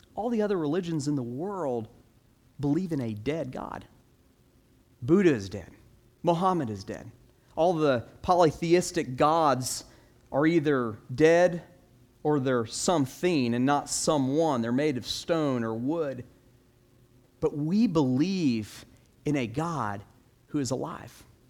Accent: Orlando, Florida, United States; I grew up in Orlando

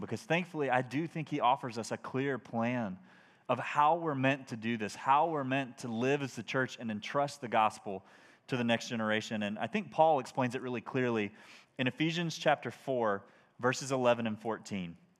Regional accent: United States; as American Christians

